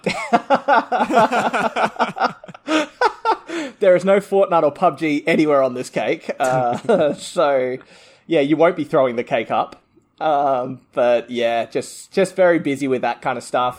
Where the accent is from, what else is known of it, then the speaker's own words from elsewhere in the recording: Adelaide, South Australia, Australia; we come from Adelaide